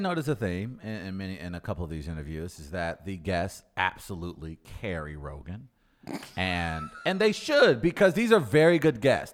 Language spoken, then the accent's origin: English; St. Louis, Missouri, United States; listen to my accent. I'm from the Lou.